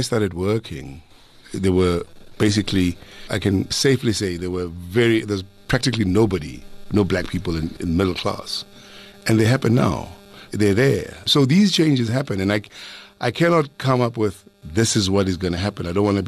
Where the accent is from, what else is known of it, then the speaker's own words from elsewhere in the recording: Springs, Gauteng, South Africa; I come from Springs.